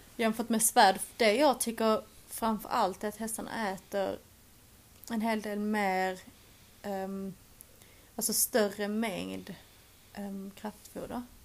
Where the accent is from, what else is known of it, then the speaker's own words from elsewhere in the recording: Sweden; moved away as an adult; now in England; Jag hade också bara bandat hemma i Sverige